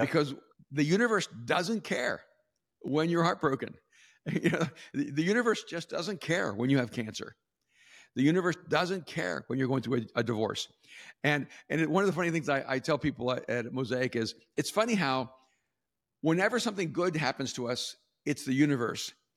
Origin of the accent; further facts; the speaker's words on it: El Salvador; also born or lived in West Coast, United States; now in United States; I'm from El Salvador